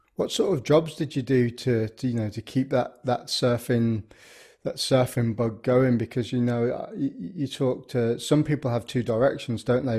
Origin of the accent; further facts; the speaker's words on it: the Midlands, England, United Kingdom; I grew up in the Midlands